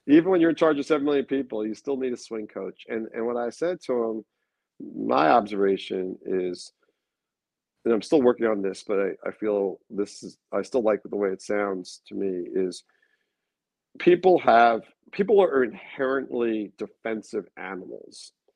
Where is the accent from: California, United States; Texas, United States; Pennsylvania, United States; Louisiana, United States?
California, United States; Long Beach; where I grew up in Long Beach